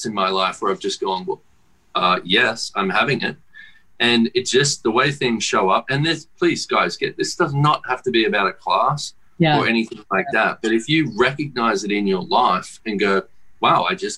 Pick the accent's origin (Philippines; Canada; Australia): Australia; I come from Australia and I have to fly fucking 20 hours to get there